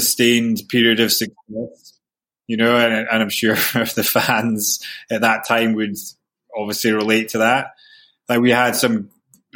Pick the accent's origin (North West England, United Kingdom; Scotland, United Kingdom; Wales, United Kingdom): Scotland, United Kingdom; Aberdeen; growing up in Aberdeen